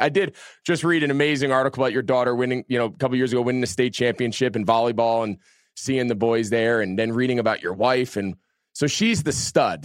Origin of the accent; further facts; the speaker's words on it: New Jersey, United States; we grew up in New Jersey